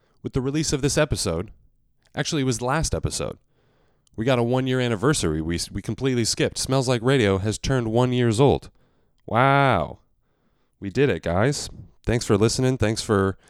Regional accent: the West, United States; now in New York, United States; Growing up in the West, you will get a natural howdy every once in a while

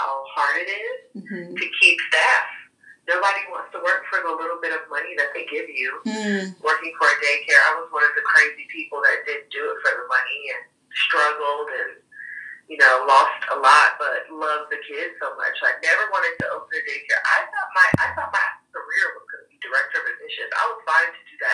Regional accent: Fort Lauderdale, Florida, United States; now in Nashville, United States; I was born and raised in Fort Lauderdale, Florida.

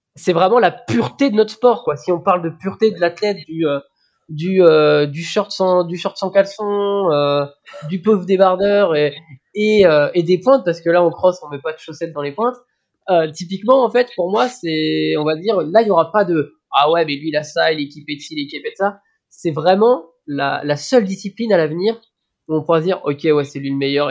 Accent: Brittany, France; en tant que breton

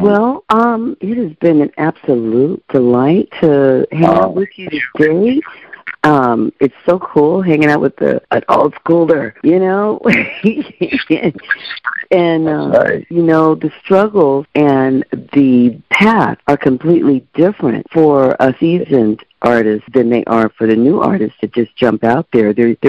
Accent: Brooklyn, New York, United States; now in Norway; I'm from Brooklyn, living in Norway

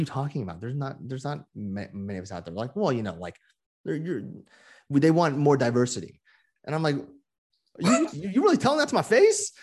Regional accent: Moraga, California, United States; also born or lived in Honolulu, Hawaii; I was born in Honolulu, but I grew up from, like, age three, uh, uh, in the Bay Area, in the East Bay

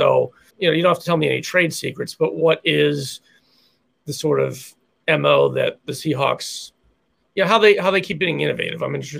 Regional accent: Philadelphia, Pennsylvania, United States; I grew up in Philadelphia

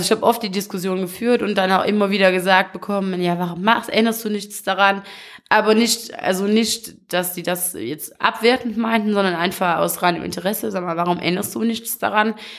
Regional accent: Wallonia, Belgium; hier so bei uns in Usbekien, hier kennt jeder jeden

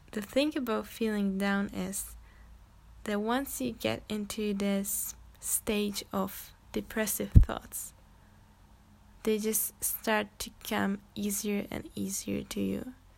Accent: Czechia; English is a second language; I'm actually Czech, like I'm from Czech Republic, so sometimes or most of the time I'm gonna probably struggle with English

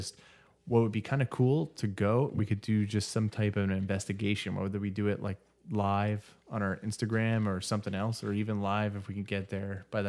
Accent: Erie, Indiana, United States; I grew up in Erie, Indiana.

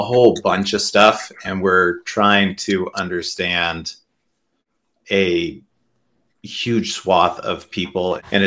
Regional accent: Southern California, United States; also born or lived in Utah; I grew up in Utah and mostly Southern California

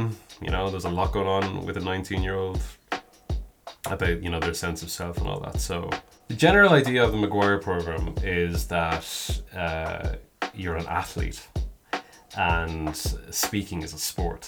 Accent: Kilkenny, Leinster, Ireland; I'm from Kilkenny, which I am

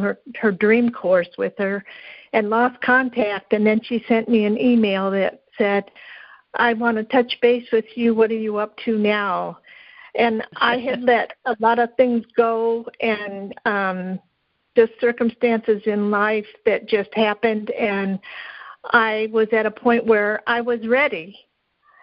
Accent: Kentucky, United States; I'm actually from Kentucky.

